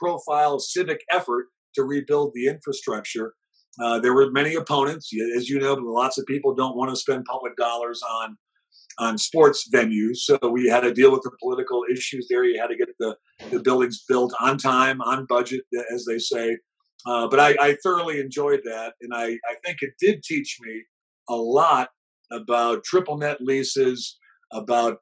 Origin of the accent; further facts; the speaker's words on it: Cleveland, Ohio, United States; I grew up in Cleveland